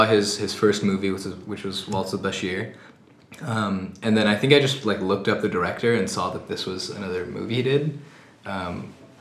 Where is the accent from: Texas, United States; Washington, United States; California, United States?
Washington, United States; Seattle; I'm from South Seattle.